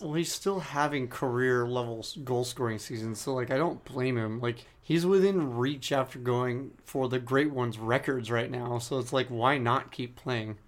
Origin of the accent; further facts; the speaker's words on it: Southern California, United States; growing up in Southern California